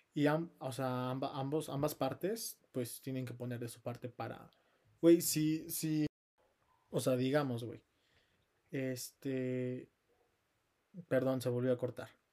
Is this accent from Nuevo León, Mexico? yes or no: no; Pachuca, Hidalgo, Mexico; yo soy de Pachuca